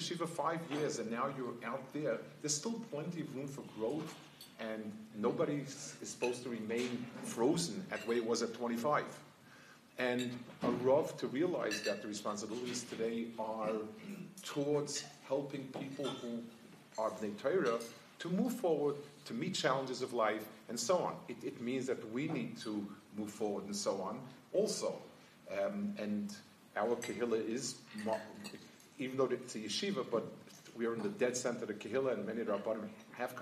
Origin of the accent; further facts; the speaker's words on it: New York, United States; moved away as an adult; also born or lived in Jerusalem; I grew up in New York, the Lower East Side. I was there until I finished high school, and then I was in Yerushalayim for 25 years.